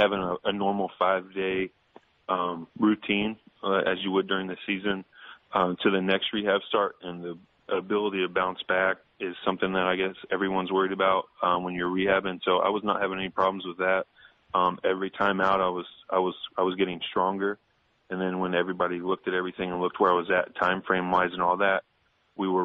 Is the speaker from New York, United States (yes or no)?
no; Indianapolis, Indiana, United States; now in St. Louis, United States; Growing up in Indianapolis, we had a minor league team